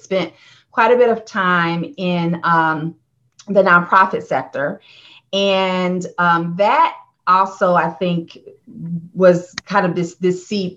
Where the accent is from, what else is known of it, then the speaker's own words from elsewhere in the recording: Indiana, United States; also born or lived in Ohio; I grew up in the Midwest in Indiana